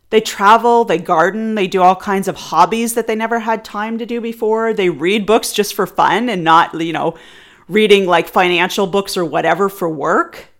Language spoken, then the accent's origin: English; Canada; I am Canadian